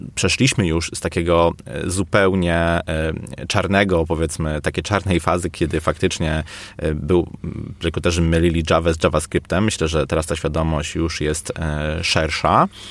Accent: Poznań, Greater Poland, Poland; u nas w Poznaniu

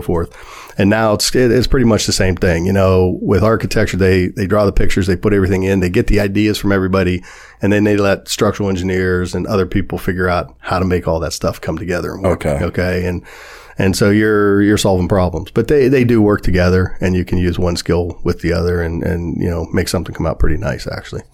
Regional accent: Warren, Ohio, United States; moved away as an adult; also born or lived in New York City; I was born and raised in Warren, Ohio

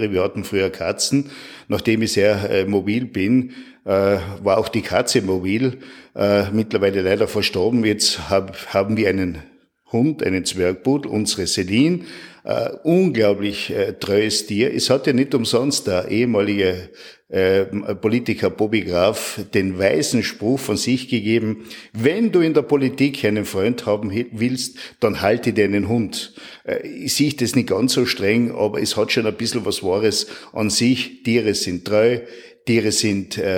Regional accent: St. Jakob in Defereggen, Tyrol, Austria; born there; Ich bin in St. Jakob im Nefreckental geboren und wohne dort in einer wunderschönen äh, Landschaft mitten im Nationalpark Hohe Dauern.

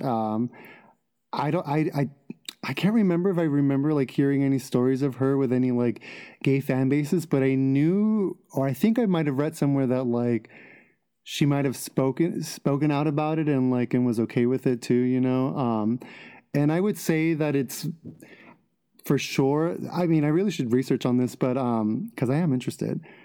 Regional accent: Los Angeles, California, United States; I'm from L A. Yeah, born and raised in Los Angeles

